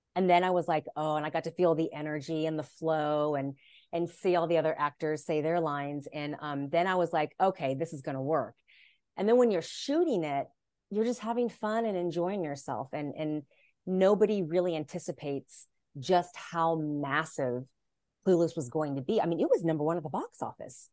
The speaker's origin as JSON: {"language": "English", "town": "Dallas", "region": "Texas", "country": "United States", "tie": "born or raised there", "moved": "as an adult", "lives_now": "Los Angeles, United States", "said": "I grew up in Dallas, Texas"}